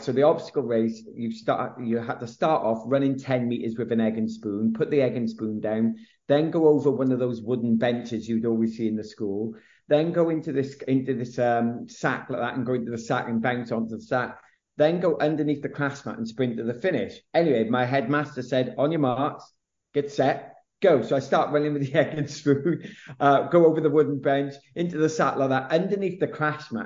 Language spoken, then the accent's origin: English; South Wales, United Kingdom; also born or lived in Nottingham; grew up in South Wales. Um, actually, I was born in Nottingham of all, all places